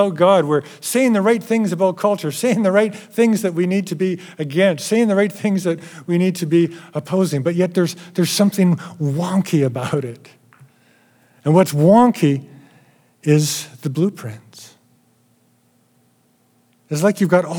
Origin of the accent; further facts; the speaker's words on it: Alberta, Canada; I'm from Alberta.